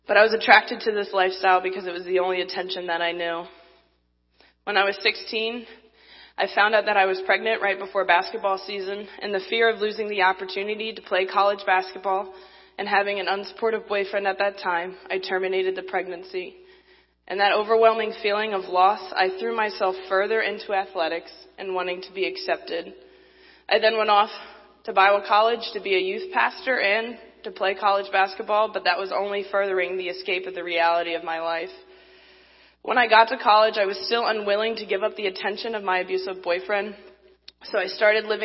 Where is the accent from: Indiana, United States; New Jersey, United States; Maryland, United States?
Maryland, United States; Baltimore; I'm from Baltimore, Maryland.